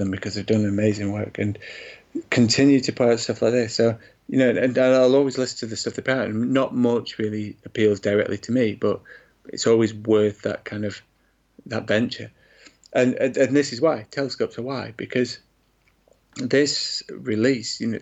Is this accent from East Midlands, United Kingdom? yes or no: yes; Glossop, East Midlands, United Kingdom; my hometown of Glossop in Derbyshire